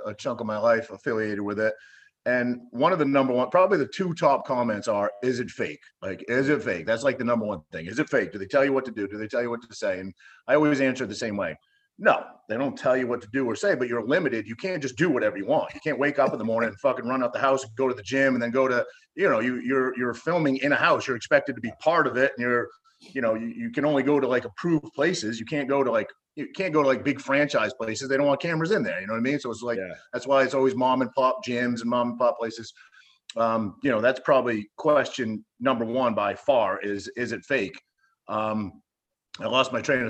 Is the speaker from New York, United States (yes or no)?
no; Cherryfield, Maine, United States; moved away; my hometown, I grew up in a tiny little town in Maine called Cherryfield